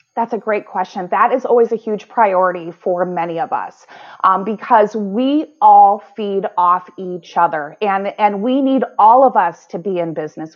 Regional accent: White Bear Lake, Minnesota, United States; Growing up in White Bear Lake

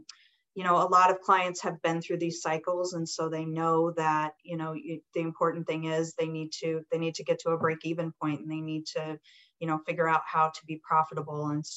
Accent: Colorado, United States; I grew up in Colorado

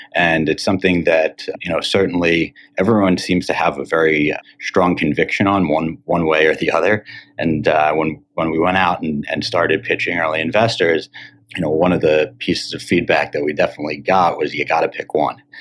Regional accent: Cherry Hill, New Jersey, United States; also born or lived in Syracuse, New York; now in Miami, United States; I grew up in Cherry Hill, New Jersey, not too far from the Penn campus

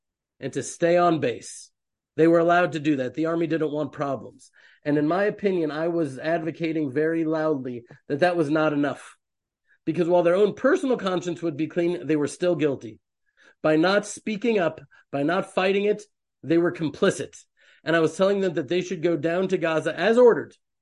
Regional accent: Houston, Texas, United States; now in Israel; I was raised in Houston, Texas

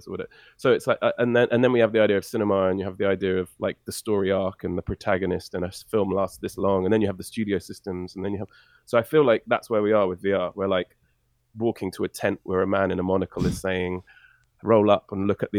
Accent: England, United Kingdom; also born or lived in Canada

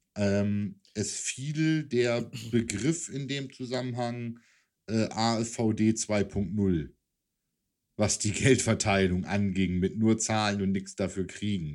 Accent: Hanover, Lower Saxony, Germany; als Hannoveraner, der natürlich in der Region Nord immer gegen die Hamburger Franchises irgendwie ran musste

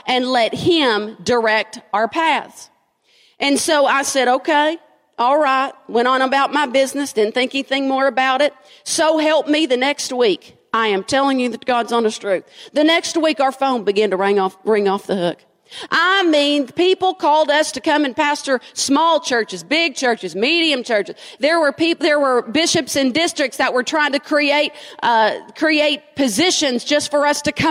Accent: Frankfort, United States; moved away; I'm from Frankfort. And Frankfort's small. We have 27,000 people in my town

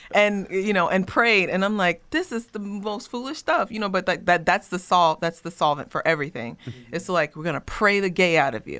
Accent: Smithville, Virginia, United States; I grew up in Smithville, Virginia

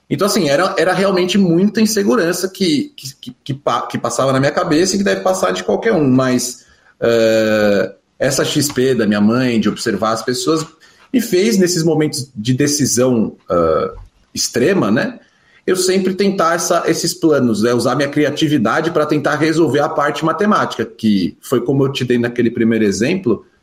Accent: Rio de Janeiro, Brazil; born there; now in São Paulo, Brazil; Meu pai, ele mora no Rio de Janeiro, que é onde eu nasci e ele vem muito raramente para São Paulo, e passou alguns anos até sem vir para cá e eu sem ir para lá

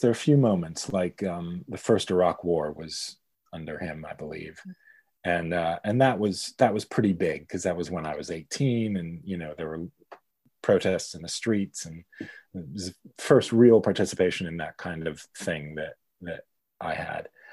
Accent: Pittsburgh, Pennsylvania, United States; born or raised there; moved away as an adult; now in United Kingdom

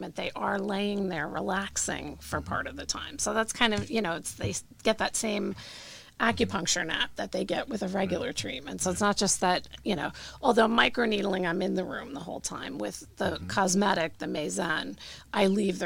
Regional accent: New Jersey, United States; I grew up here in New Jersey.

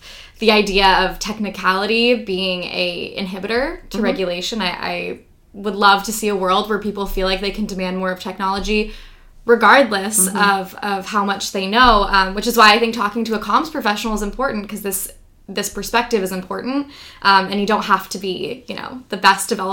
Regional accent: Washington, United States; my home state, Washington State

